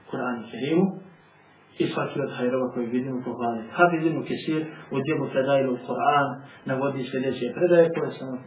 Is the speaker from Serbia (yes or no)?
no; Montenegro; Kod nas u Crnoj Gori